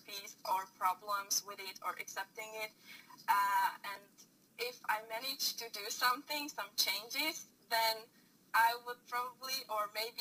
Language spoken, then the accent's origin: English; Bratislava, Bratislava Region, Slovakia; I'm from Slovakia, from the capital, so Bratislava